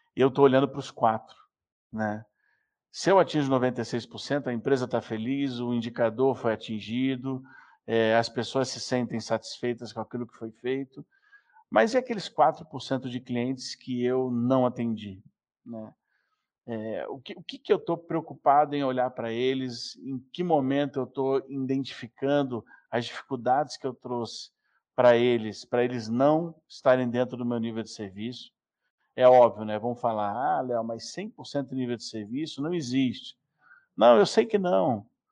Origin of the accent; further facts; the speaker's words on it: Rio de Janeiro, Brazil; now in São Paulo, Brazil; Eu sou um carioca que mora em São Paulo